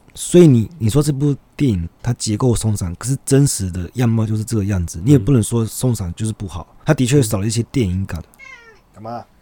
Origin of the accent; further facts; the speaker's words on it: Taiwan; 我们台湾人